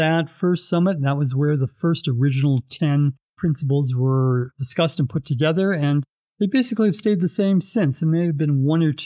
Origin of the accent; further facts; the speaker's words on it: Edmonton, Alberta, Canada; also born or lived in Vancouver; now in Calgary, Canada; I was born and raised in Edmonton